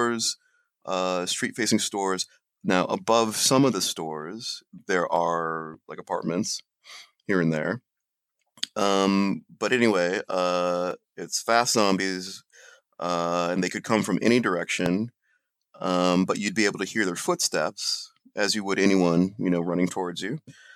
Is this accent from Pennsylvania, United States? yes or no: no; a suburb north of Columbus, Ohio, United States; we're both from the Columbus area. And this one is going to involve the Central Ohio area. And we grew up in a suburb north of Columbus